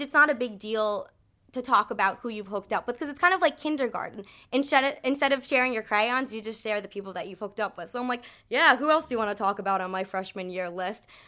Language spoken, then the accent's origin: English; United States; I am American